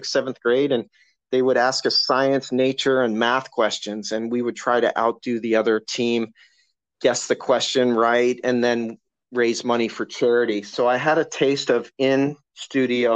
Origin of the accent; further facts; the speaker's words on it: London, Ontario, Canada; all my family's Canadian. We grew up in London, Ontario, Canada